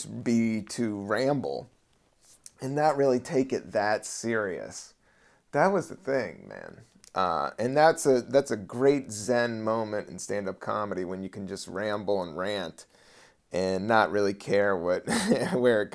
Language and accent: English; United States; I'm from Virginia and DC